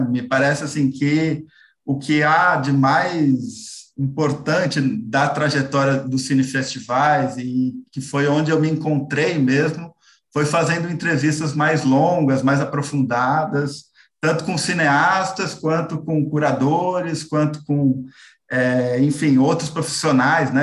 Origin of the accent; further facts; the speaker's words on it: São Paulo, Brazil; eu sou aqui é, de São Paulo